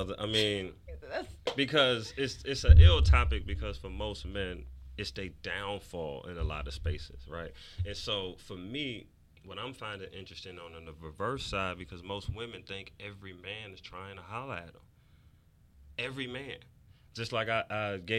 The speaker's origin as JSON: {"language": "English", "town": "New York City", "region": "New York", "country": "United States", "tie": "born or raised there", "said": "I'm from New York City"}